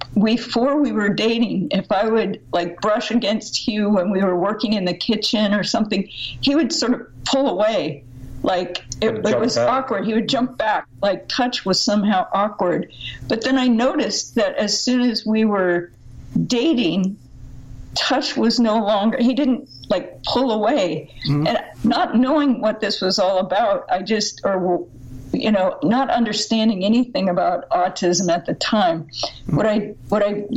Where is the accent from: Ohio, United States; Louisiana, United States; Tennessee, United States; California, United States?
California, United States; Southern; I grew up in America, in fact, in Southern California, in a total Christian cocoon